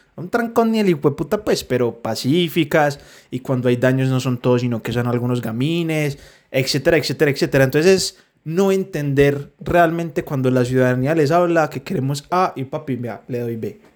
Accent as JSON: {"language": "Spanish", "town": "Medellín", "region": "Antioquia", "country": "Colombia", "said": "Medellín, que somos de Medellín"}